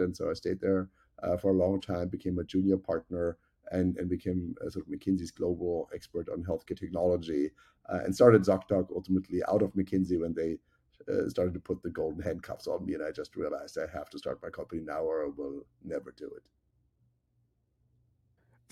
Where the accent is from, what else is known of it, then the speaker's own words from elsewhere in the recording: Germany; moved away; as you can tell by my accent, I grew up in Germany